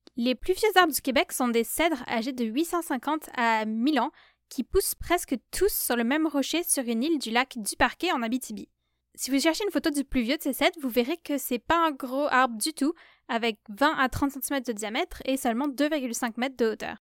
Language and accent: French; southern France, France; moved away; je viens du sud de la France